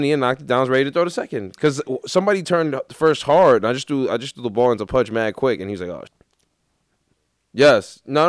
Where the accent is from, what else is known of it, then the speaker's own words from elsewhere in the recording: New York City, New York, United States; I just remember thinking, like, man, I'm really from Queens.